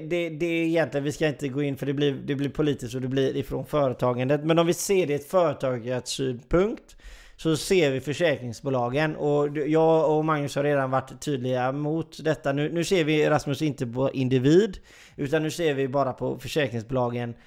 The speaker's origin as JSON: {"language": "Swedish", "country": "Sweden", "said": "Jag är ju svensk"}